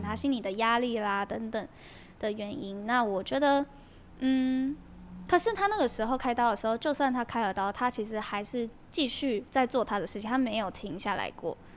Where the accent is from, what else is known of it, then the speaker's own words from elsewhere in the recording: Kaohsiung, Taiwan; 其实我从小都是在高雄长大的啦